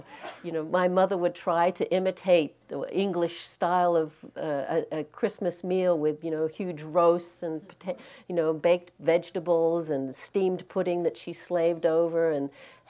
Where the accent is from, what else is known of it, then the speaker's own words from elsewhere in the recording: Australia; moved away; I'm actually Australian. I don't know if you can tell from my accent. I've been here and out of Australia a long time, so it's gotten mixed.